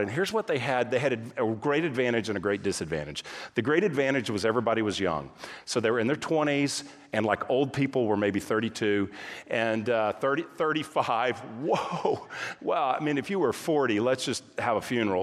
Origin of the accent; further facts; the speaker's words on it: Texas, United States; moved away as an adult; also born or lived in California; My wife and I, we grew up in Texas